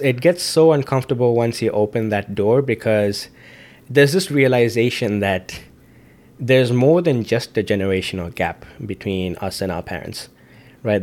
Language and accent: English; Zambia; moved away; being an Indian in Zambia